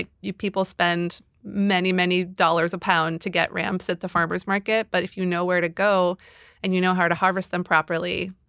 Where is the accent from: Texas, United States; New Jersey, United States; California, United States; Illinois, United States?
Illinois, United States; Chicago; I grew up in Chicago, and there are these like extensive alley systems, you know, behind the homes.